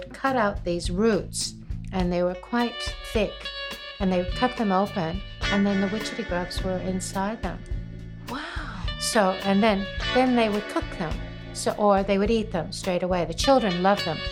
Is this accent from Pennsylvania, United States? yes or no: no; Springfield, Massachusetts, United States; now in Queenstown, New Zealand; I was born in Springfield, Massachusetts